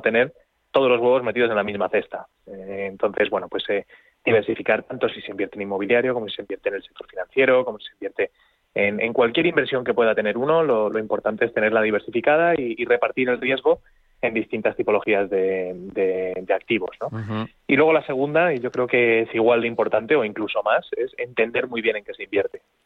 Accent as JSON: {"language": "Spanish", "country": "Spain"}